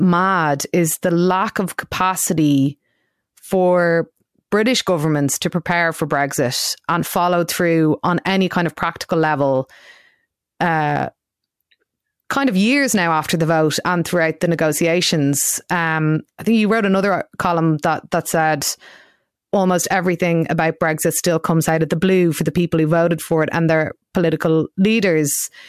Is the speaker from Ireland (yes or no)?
yes; Ireland; especially as Irish people who hear all of this discussion from our own politicians, you know, Simon Coveney going on BBC radio